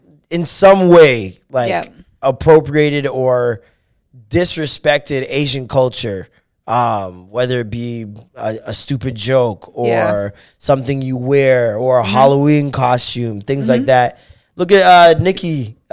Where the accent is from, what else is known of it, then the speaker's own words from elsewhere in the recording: Jamaica; now in Toronto, Canada; It's roti though. We're Jamaican.